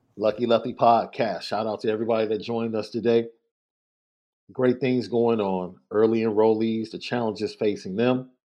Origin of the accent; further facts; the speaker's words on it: Chicago, Illinois, United States; I came from Morgan Park, bro. Right? One of the most, one of the best academic schools at that time. I don't know what the rank is now but at that time, it was one of the best academic schools in the city